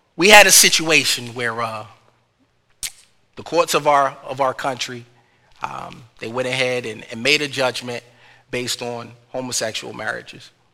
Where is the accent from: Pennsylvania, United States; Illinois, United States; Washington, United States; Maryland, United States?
Pennsylvania, United States; Philadelphia; I'm from the North, I'm from Philly